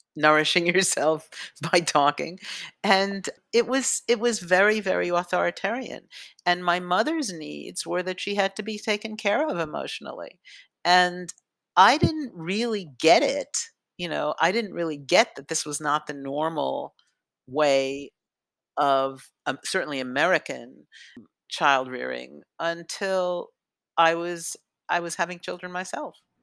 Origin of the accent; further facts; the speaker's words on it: New York City, New York, United States; i grew up on the upper west side of manhattan